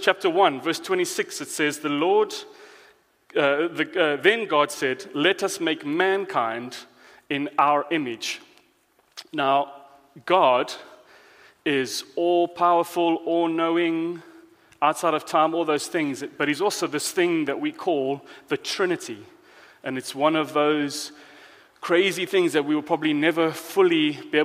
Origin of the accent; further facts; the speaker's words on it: South Africa; moved away; I am foreign, I'm from South Africa